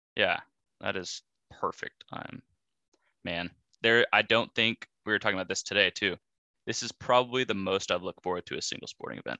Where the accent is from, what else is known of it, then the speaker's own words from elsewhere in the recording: Tulsa, Oklahoma, United States; both growing up in Tulsa